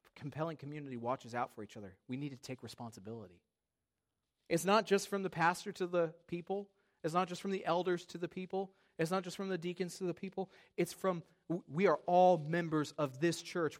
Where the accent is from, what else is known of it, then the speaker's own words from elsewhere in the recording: United States; I am a proud American